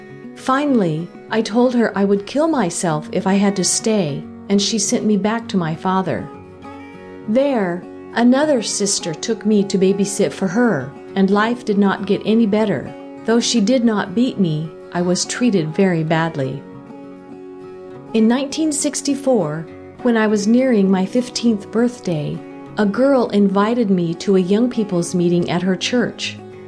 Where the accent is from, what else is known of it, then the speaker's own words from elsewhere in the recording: Saint Elizabeth, Jamaica; also born or lived in Kingston; I was born in St. Elizabeth, Jamaica, the youngest of 8 children.